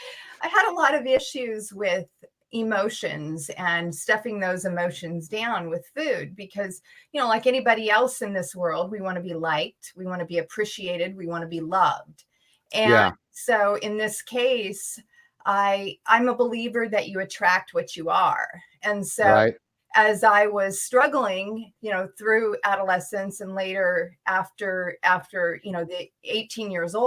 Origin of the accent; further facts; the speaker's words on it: San Jose, California, United States; also born or lived in Idaho / Germany; And then we wound up in San Jose. And so in California. And so I was raised in California. But later I got married and I lived in Europe. I lived in Germany for a number of years and then made my way back to California.